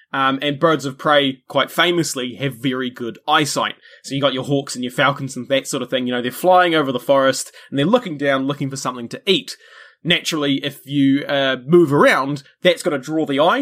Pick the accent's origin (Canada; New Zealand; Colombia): New Zealand; which by, you know, my accent and stuff, you probably gather that's where I'm from